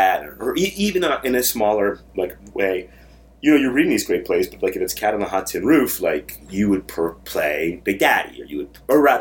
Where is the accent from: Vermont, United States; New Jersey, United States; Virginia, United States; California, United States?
Vermont, United States; moved away as an adult; now in New York, United States; I grew up in Vermont, and I went to college at the University of Vermont